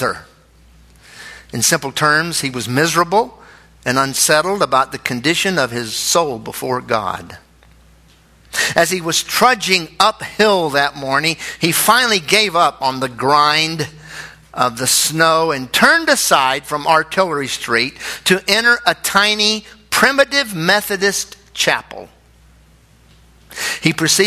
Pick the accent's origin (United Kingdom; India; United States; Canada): United States; we're Americans